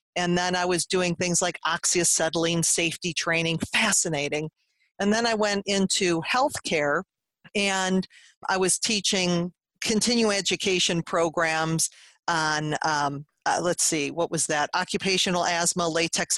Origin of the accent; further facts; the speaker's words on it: Cleveland, Ohio, United States; I'm from Cleveland, Ohio.